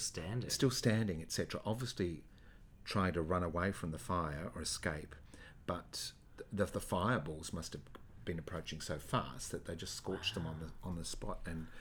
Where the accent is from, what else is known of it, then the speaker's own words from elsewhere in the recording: country Victoria, Australia; I grew up in country Victoria